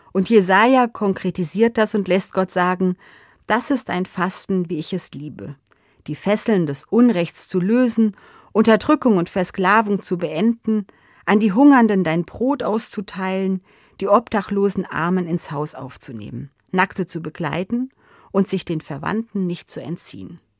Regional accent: Hesse, Germany; In meiner Kindheit und Jugendzeit war das bei uns in Hessen noch ein gesetzlicher Feiertag.

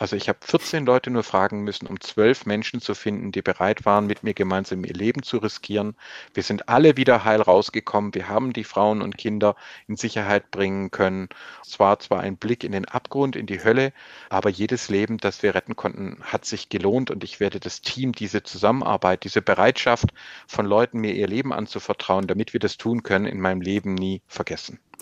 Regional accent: Swabia, Baden-Württemberg, Germany; als Schwabe

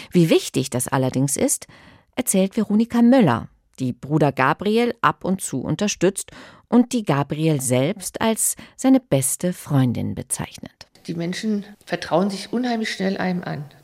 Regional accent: Kiel, Schleswig-Holstein, Germany

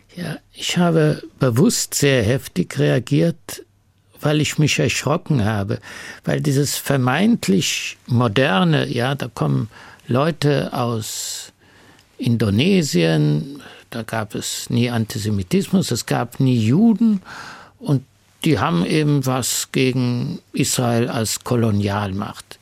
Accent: Munich, Bavaria, Germany; ich komme aus München

